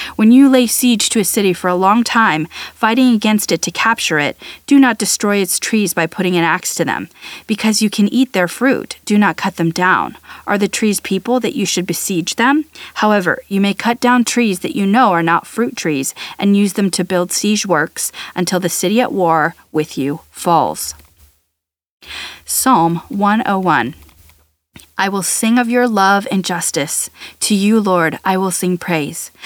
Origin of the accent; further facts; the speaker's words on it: United States; as an American, I, I grew up in a different kind of thinking related to this.